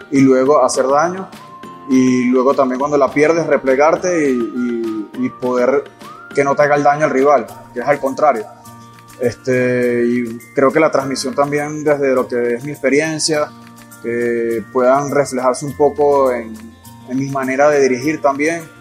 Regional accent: Venezuela; Yo soy venezolano, hago parte de, de lo que es eh, las raíces de este país.

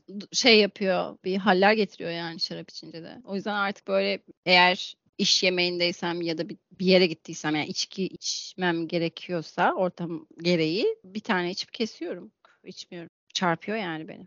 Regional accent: Thrace, Turkey; ben Trakyalıyım

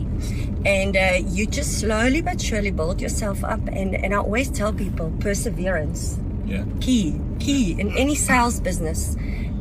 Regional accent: Cape Town, Western Cape, South Africa; moved away as an adult; I'm from Cape Town

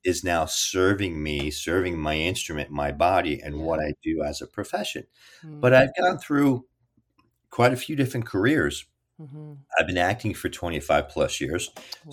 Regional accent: Kearny, New Jersey, United States; I was raised in Kearny, New Jersey, North Jersey, Hudson County

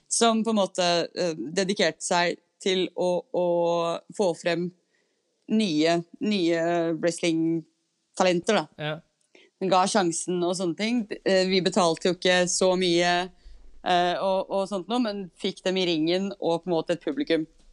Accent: Norway

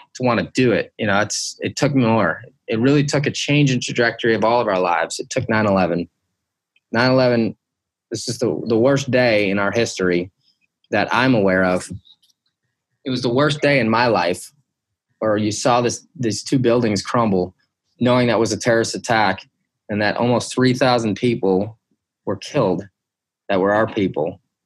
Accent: Detroit, Michigan, United States; I grew up in Detroit, Michigan, um, and then the outskirts, the suburbs of Detroit

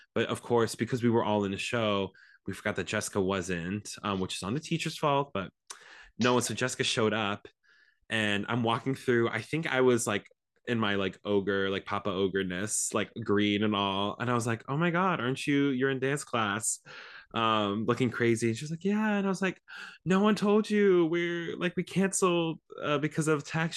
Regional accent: Stavanger, Rogaland, Norway; now in Los Angeles, United States; I was born in Stavanger, Norway. Um, my whole family, we're all from there.

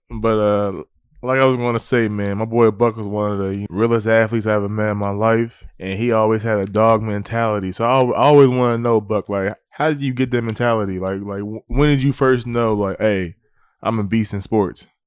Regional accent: Willingboro, New Jersey, United States; I'm from New Jersey, I'm from Wellingborough, New Jersey

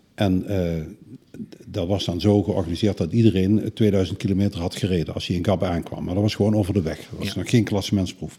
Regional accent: Netherlands; als Hollander

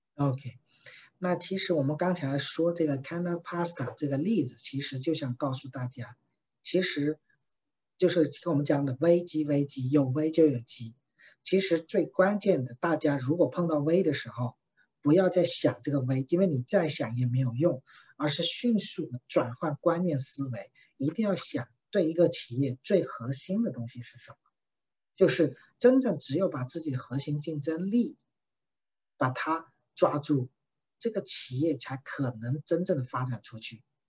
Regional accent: China; 它的创始人是我们中国人

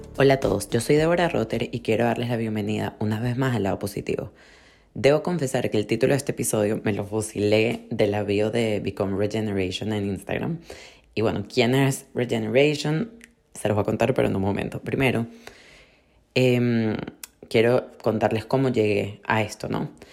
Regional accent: Venezuela; now in Miami, United States; nosotros venimos de Venezuela

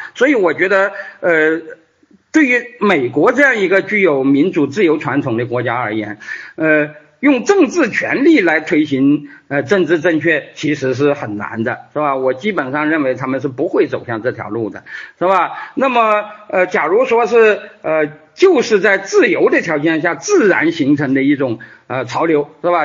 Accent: China; 我们作为一个中国人到，呃，美洲

